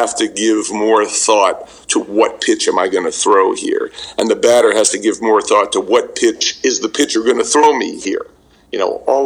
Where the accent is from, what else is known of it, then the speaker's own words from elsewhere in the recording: New York City, New York, United States; I grew up in Brooklyn, and we played stickball in the schoolyard